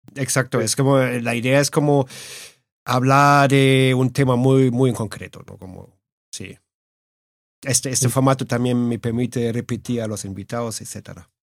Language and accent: Spanish; Germany; now in Madrid, Spain; Yo soy alemán, bueno, alemañol, como digo yo